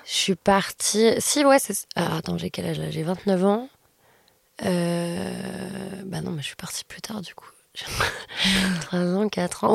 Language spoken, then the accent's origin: French; Lyon, Auvergne-Rhône-Alpes, France; moved away as an adult; now in Paris, France; je suis lyonnaise